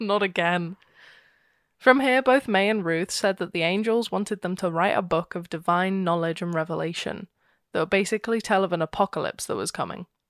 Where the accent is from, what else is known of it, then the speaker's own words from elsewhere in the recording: United Kingdom; I'm horribly British.